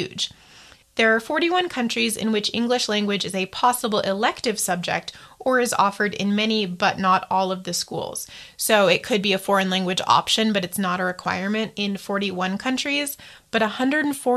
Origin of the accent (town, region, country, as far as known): United States